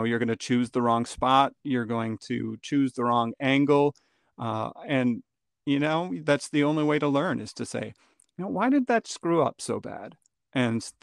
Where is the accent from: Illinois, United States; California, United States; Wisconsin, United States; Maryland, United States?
Wisconsin, United States; northern; now in Chicago, United States; I grew up in northern Wisconsin